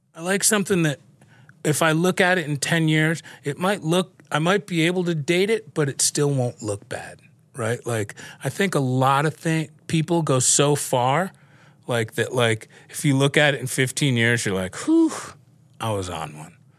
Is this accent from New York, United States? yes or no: yes; New York City, New York, United States; Growing up in New York and in the city and, uh, having a family who was in the dry cleaning business, I grew up around clothes.